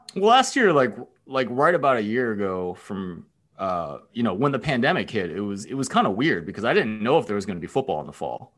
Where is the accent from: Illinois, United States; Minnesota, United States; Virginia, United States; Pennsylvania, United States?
Pennsylvania, United States; Philadelphia; moved away as an adult; also born or lived in Texas / Stanford, California / Bay Area, California; now in Ann Arbor, United States; I grew up in Pennsylvania, I went to college in Texas, and then I went out to Stanford for grad school